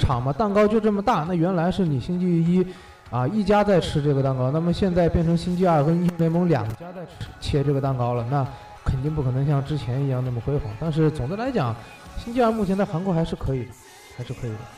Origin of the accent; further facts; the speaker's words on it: Wuhan, Hubei, China; moved away; also born or lived in South Korea; 我们武汉人